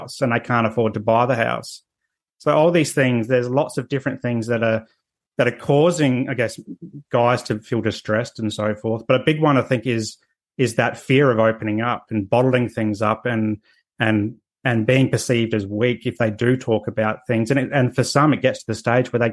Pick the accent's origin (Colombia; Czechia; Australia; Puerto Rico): Australia; Adelaide, South Australia; now in Sunshine Coast, Australia; I grew up in Adelaide, South Australia, and in a working class area